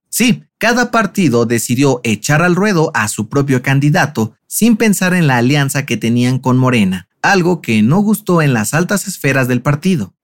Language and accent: Spanish; Mexico; Si algo nos distingue como mexicanos es comer todo tipo de cosas que pican